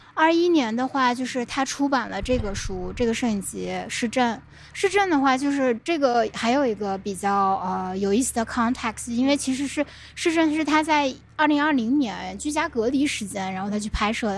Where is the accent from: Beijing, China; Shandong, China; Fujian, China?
Beijing, China; 我们北京人